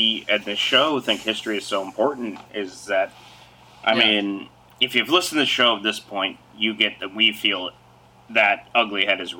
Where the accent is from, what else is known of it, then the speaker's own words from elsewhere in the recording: Salt Lake City, Utah, United States; I was born in Salt Lake City, Utah